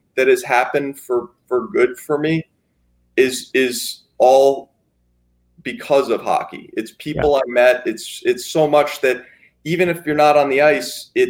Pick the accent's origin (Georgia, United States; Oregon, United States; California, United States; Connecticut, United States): Connecticut, United States; my youth hockey coach growing up in Connecticut